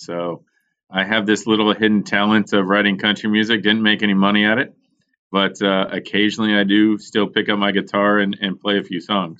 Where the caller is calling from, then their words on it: Pittsburgh, Pennsylvania, United States; Good old Pittsburgh, Pennsylvania.